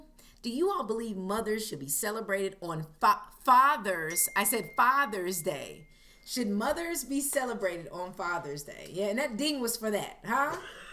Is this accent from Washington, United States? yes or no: no; Fayetteville, North Carolina, United States; I am from Fayetteville, North Carolina. I've lived a little bit of everywhere.